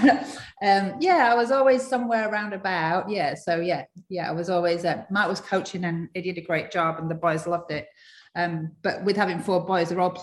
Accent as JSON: {"language": "English", "town": "Pontefract", "region": "Yorkshire and the Humber", "country": "United Kingdom", "tie": "born or raised there", "said": "From Yorkshire. From Yorkshire. West Yorkshire. Yeah, Pontefract is my hometown."}